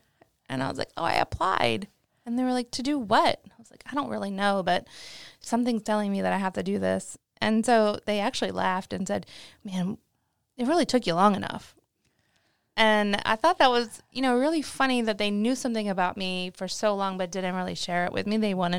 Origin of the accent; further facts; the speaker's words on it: Maryland, United States; I'm from Maryland. Didn't go that far away from home.